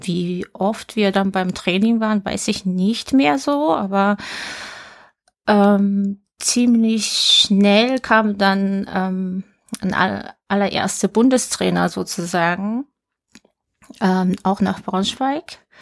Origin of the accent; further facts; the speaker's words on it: Tokyo, Japan; geboren am 12. Dezember 1977 in Tokio